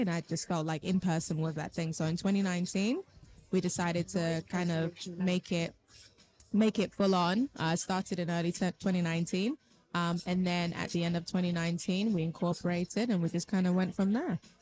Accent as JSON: {"language": "English", "region": "London", "country": "United Kingdom", "tie": "born or raised there", "said": "I born and raised in London, so an East African and Haitian parents."}